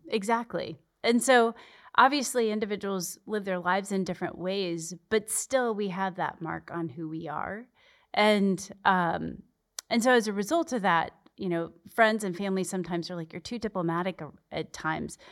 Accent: Arizona, United States; moved away as an adult; I'm born and raised in Arizona

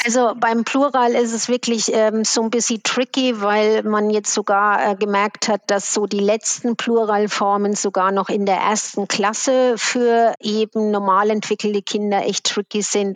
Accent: Switzerland; bei uns in der Schweiz

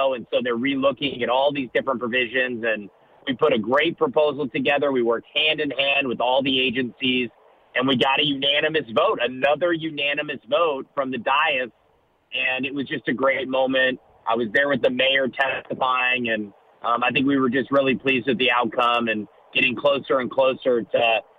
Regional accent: Ohio, United States; moved away; I grew up in Ohio.

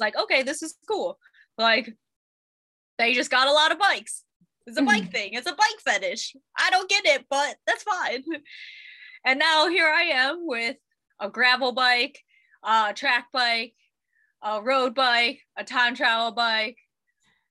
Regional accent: Ohio, United States; also born or lived in Colorado; now in San Diego, United States; I'm actually from Ohio. And then moved out to Colorado

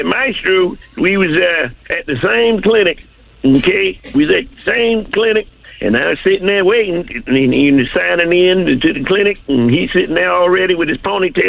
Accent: Hallandale, Florida, United States; I'm down here from Hollandale, Florida.

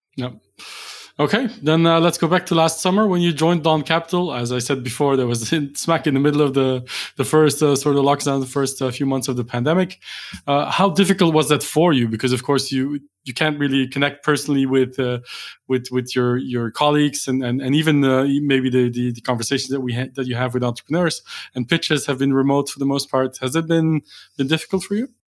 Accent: Belgium; Belgium, uh, which is for my home country

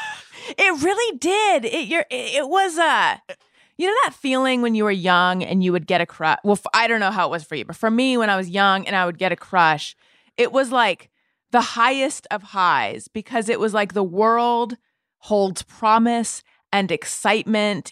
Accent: Orange County, California, United States; also born or lived in New York City; now in Los Angeles, United States; I'm from here originally, from Orange County, Northern California, then Orange County

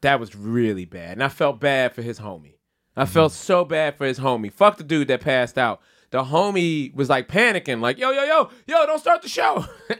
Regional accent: Philadelphia, Pennsylvania, United States; being a Philadelphian

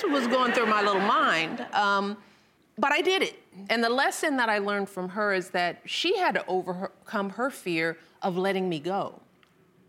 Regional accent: Chicago, Illinois, United States; I was raised on the South Side of Chicago

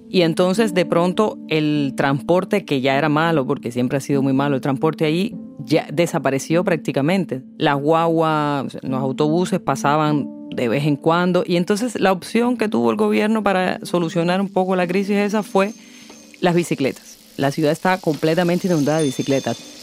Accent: Havana, Cuba; Es la ciudad donde yo nací, donde he vivido la mayor parte de mi existencia. Es mi barrio y la alegría de sentirme grande porque me dejaran cruzar sola la avenida 41 para visitar a mi amiga de infancia

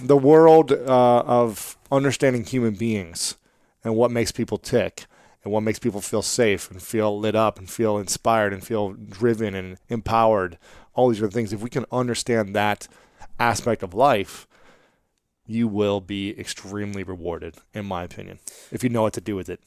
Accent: United States; I grew up in America

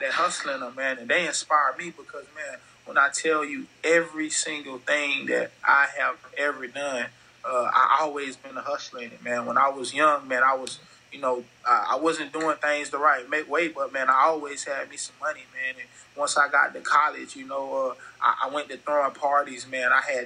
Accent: Fort Lauderdale, Florida, United States; also born or lived in Arkansas; now in Houston, United States; growing up in Fort Lauderdale

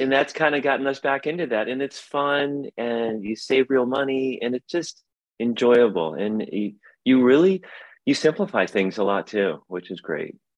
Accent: South Bend, Indiana, United States; moved away as an adult; now in Portland, United States; I'm from South Bend, Indiana. My wife's from Chicago. We've lived out here forever

